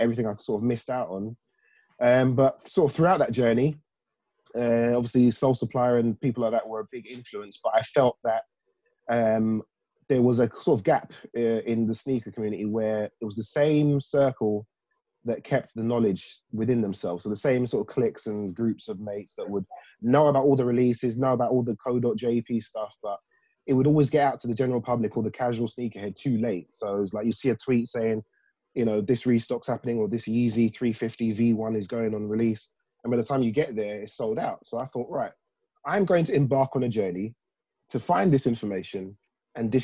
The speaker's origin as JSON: {"language": "English", "region": "London", "country": "United Kingdom", "tie": "born or raised there", "said": "I grew up in South London, in sort of the Croydon, Fulton Heath area, South Norwood."}